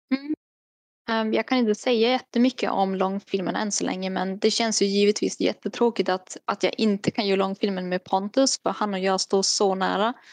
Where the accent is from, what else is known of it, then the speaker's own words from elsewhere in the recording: Kiruna, Norrbotten County, Sweden; now in Västerbotten, Sweden; jag kommer ju ändå från Kiruna så att jag kan ju fortfarande prata med Filmpool Nord om jag vill det. Eller Film i Västerbotten vart jag bor nu.